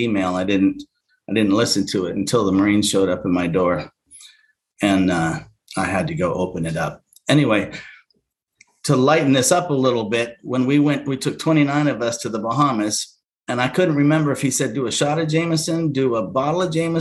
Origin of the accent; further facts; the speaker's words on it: Alaska, United States; I was born in Alaska to a family of 10 in a subsistence style living